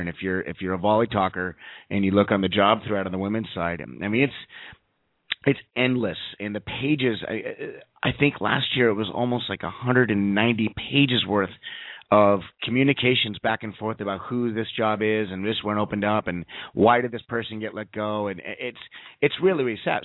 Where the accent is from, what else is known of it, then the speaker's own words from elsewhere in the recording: Southern California, United States; moved away; growing up in Southern California